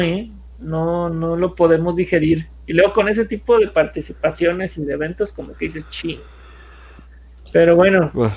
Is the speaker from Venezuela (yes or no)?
no; Mexico; somos buenos los mexicanos